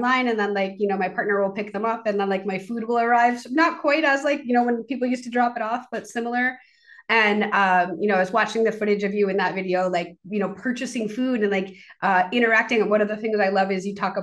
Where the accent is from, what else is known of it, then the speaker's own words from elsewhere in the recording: Maine, United States; I grew up in Maine